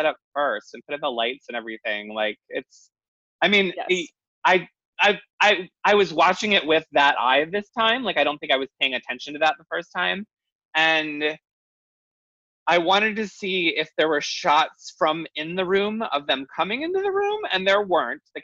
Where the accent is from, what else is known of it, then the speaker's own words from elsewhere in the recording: United States; I'm American, but I will tell people I'm Italian because I have Italian family